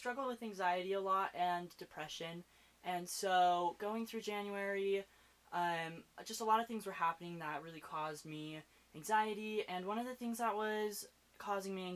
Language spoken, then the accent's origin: English; Utah, United States; growing up in Utah, my family is religious